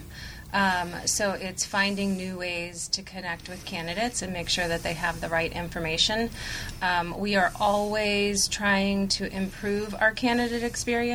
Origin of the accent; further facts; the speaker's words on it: Annapolis, Maryland, United States; I am from Annapolis, Maryland